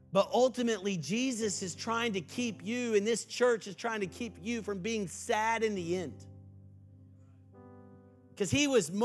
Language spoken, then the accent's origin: English; Texas, United States; I was from Texas